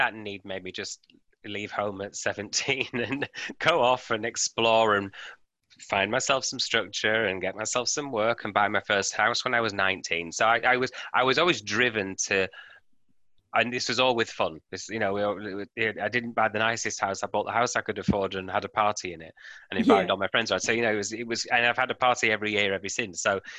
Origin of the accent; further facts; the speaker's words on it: United Kingdom; now in Australia; And then with me moving from, you'll hear my accent, from the UK to Australia, and I've moved around many times, but you have to make that work each time.